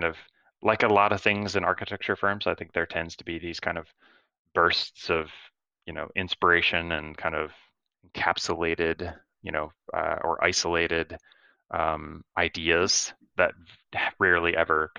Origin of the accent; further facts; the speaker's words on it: Michigan, United States; I grew up in Michigan